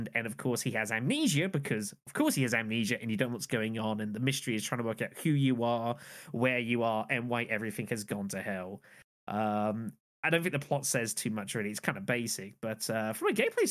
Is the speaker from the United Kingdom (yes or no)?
yes; United Kingdom; being British and not Australian